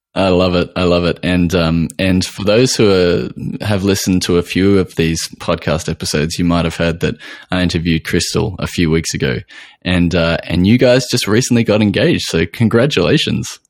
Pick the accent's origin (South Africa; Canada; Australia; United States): Australia